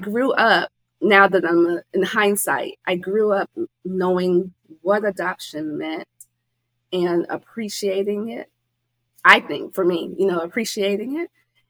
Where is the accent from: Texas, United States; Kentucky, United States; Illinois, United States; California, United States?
Illinois, United States; Chicago; born there; I was born in Chicago.